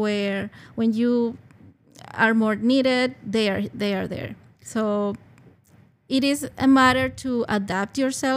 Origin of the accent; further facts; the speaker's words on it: Caracas, Capital District, Venezuela; English is a second language; moved away as an adult; now in Chicago, United States; when I was living in Venezuela, I'm from Caracas, from the capital